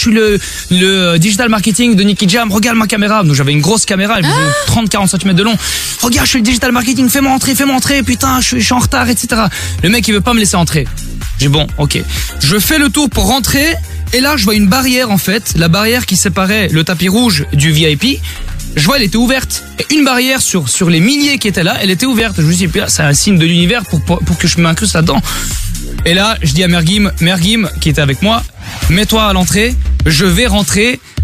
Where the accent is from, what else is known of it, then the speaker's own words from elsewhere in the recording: Brussels, Brussels-Capital Region, Belgium; je viens de Bruxelles comme vous